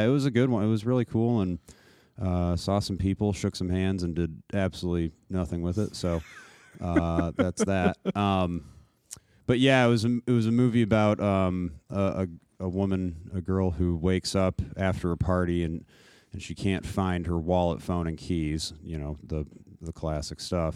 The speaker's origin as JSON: {"language": "English", "town": "Naperville", "region": "Illinois", "country": "United States", "said": "I'm from Naperville"}